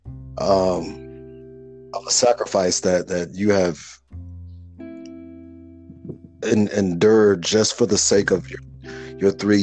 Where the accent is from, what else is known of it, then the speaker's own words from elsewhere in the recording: Chicago, Illinois, United States; I was born and raised in Chicago, so I'm a Midwest lad